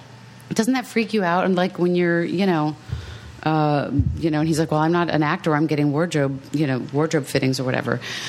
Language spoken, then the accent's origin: English; Maryland, United States; now in Los Angeles, United States; I grew up on the East Coast, and I grew up in Maryland.